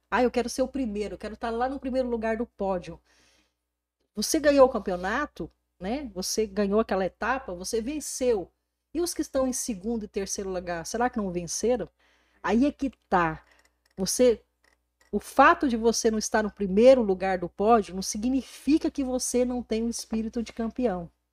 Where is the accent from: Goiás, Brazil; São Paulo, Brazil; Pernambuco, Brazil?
Goiás, Brazil; Porangatu; moved away; eu saí de Porangatu há 22 anos atrás, essa aqui é a minha cidade natal